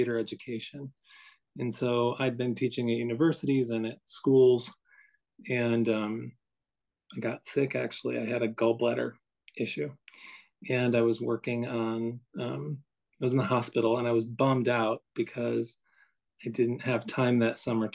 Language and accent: English; Midwest, United States; also born or lived in Morris County, New Jersey; now in New Jersey, United States; I'm from the Midwest, where I think of that as being very rural